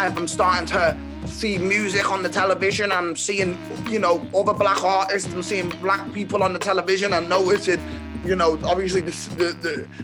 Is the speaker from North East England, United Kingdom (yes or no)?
no; Merseyside, North West England, United Kingdom; also born or lived in Chester / Manchester; So I was born in Chester, there till around 7 years old. And then I moved to Manchester and I lived there till around 11. And then I've lived in Merseyside ever since